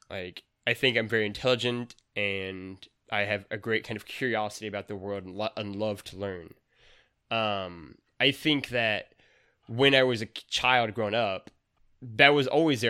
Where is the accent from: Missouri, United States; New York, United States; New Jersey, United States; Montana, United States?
Missouri, United States; that's like the double-edged sword of growing up in Missouri is that maybe it's not the most enlightened at times.